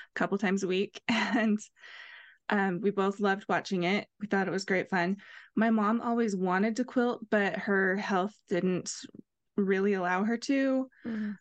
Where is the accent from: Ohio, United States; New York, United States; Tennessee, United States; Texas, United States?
Ohio, United States; now in Utah, United States; I grew up in Ohio, and I live in Utah now